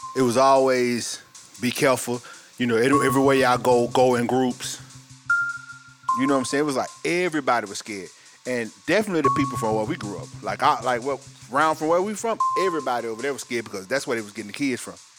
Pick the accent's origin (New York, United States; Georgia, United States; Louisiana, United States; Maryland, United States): Georgia, United States; Atlanta; I'm from Atlanta, Georgia, also. West Side, to be exact